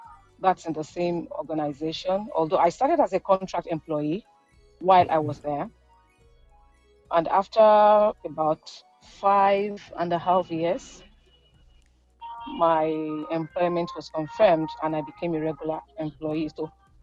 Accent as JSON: {"language": "English", "country": "Nigeria", "said": "I am from Nigeria. I am based in Lagos."}